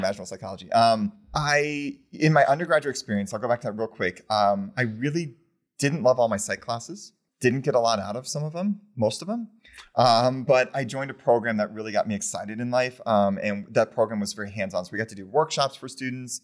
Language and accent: English; Champaign, Illinois, United States; moved away as an adult; now in Connecticut, United States; I'm from Champaign, Illinois